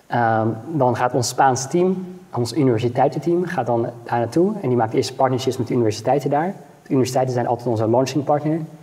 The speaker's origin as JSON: {"language": "Dutch", "country": "Netherlands", "said": "als Nederlanders"}